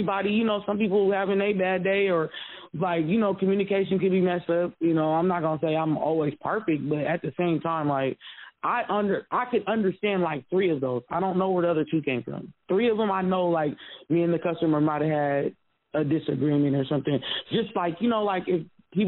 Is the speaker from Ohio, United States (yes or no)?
no; Seattle, Washington, United States; moved away as an adult; now in Florida, United States; I'm from Seattle, so I'm used to the diversity